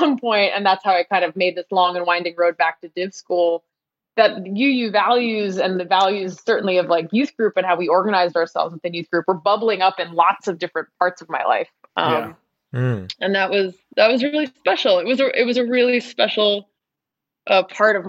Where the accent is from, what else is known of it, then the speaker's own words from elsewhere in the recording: Cambridge, Massachusetts, United States; moved away as an adult; also born or lived in Belmont, Massachusetts / Brooklyn, New York; I grew up in Cambridge and then in Belmont and did coming of age and youth group and everything at the church